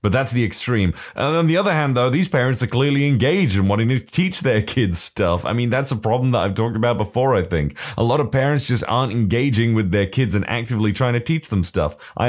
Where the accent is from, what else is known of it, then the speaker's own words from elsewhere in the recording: Russia; English is a second language; I even tried in Russian. I am from Russia, but I am not very good at composing stories.